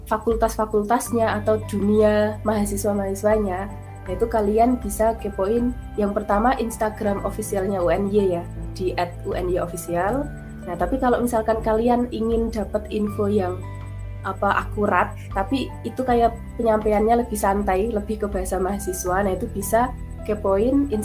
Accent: Java, Indonesia; Ya, ya aku juga orang Jawa.

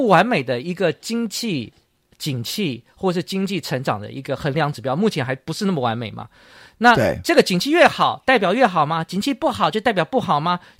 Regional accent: Taiwan; moved away; also born or lived in United States; 对对对，我在小时候，因为我在去美国念书前，或是想起小时候

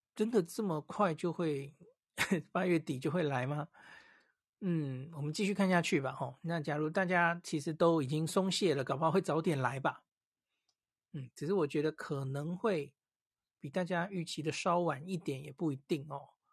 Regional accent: Taiwan; 我们，台湾人是戴得住口罩的

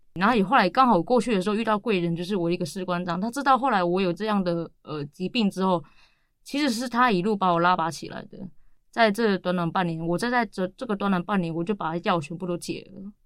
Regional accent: Siji Village, Datong Township, Yilan County, Taiwan; moved away as an adult; also born or lived in Taoyuan; now in Yilan, Taiwan; 我来自宜兰县大同乡四季村

